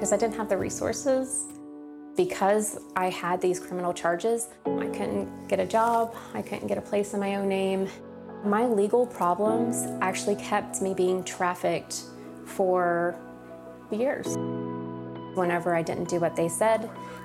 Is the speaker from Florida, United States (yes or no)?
yes; St. Petersburg, Florida, United States; also born or lived in Tampa, Florida; I'm from St. Petersburg, Florida, but I was trafficked mostly out of Tampa, Florida